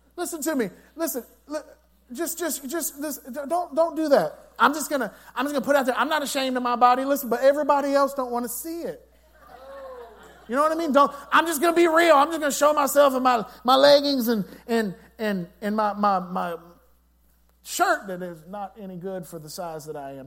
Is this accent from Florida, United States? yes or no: no; La Grange, Texas, United States; I said LaGrange, Texas